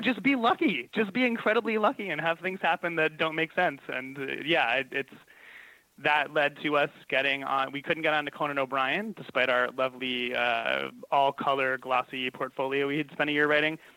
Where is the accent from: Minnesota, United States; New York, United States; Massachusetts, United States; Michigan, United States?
New York, United States; Long Island; also born or lived in Los Angeles, United States; now in New York City, United States; I grew up on Long Island